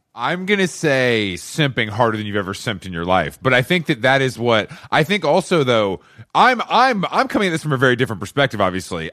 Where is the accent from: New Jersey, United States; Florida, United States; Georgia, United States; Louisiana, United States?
Georgia, United States; Atlanta; also born or lived in New York; now in Los Angeles, United States; I'm from Atlanta. I'm from the South